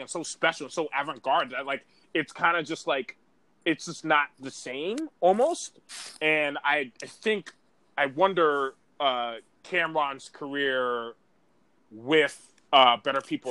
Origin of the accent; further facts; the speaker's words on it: New York City, New York, United States; I'm from Harlem